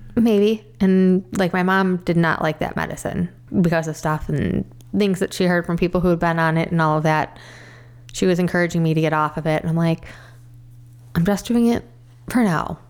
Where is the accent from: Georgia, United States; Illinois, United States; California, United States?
Illinois, United States; Crystal Lake; I grew up in Crystal Lake most of my life, pretty much thirty six years